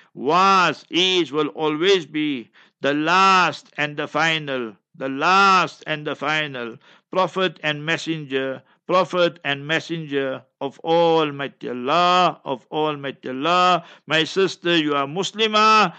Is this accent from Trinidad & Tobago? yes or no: no; Heidelberg, South Africa; Ek is Afrikaner. I was born in Heidelberg